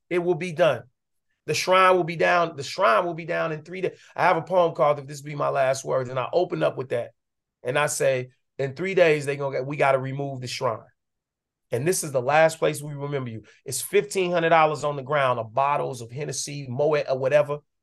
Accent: Chicago, Illinois, United States; moved away; also born or lived in Atlanta; I was growing up on the West Side.

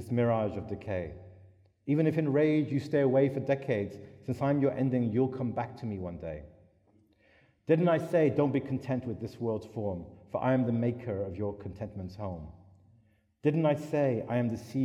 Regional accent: United Kingdom; I was brought up in Britain

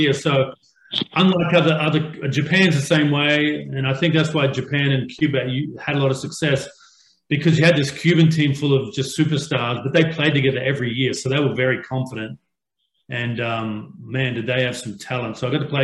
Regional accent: Australia; moved away; When I grew up in Australia

